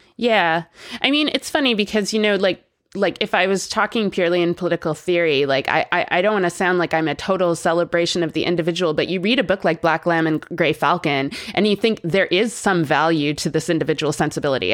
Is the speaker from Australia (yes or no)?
no; Canada; I'm Canadian and I grew up there